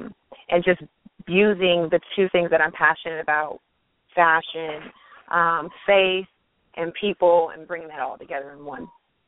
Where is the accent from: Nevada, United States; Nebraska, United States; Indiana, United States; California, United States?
California, United States; Pasadena; I'm originally from Pasadena, California